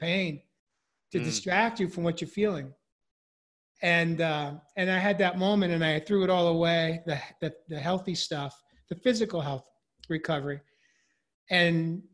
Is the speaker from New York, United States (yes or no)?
yes; New York, United States; I grew up in New York